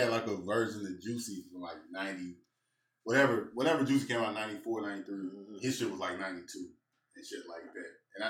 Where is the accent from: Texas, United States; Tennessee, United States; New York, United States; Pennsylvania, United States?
New York, United States; Brooklyn; Brooklyn, New York.